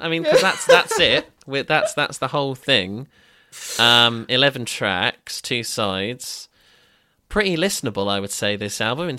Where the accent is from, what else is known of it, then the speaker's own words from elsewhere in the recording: Brighton, South East England, United Kingdom; Growing up in Brighton in the mid-aughts, what a time.